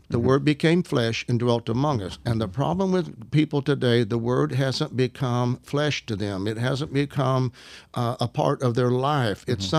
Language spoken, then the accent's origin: English; Arkansas, United States; I'm up from Arkansas. I destroy the English language.